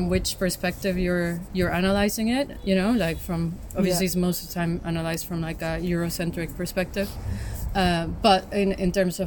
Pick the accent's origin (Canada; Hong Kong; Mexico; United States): Mexico; Mexico City; growing up in Mexico City and in being in a country that's been obviously influenced widely by like the US